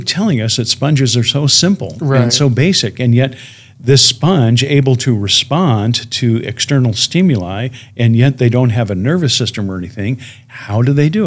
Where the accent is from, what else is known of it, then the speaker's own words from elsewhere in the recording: Chicago, Illinois, United States; my hometown of Chicago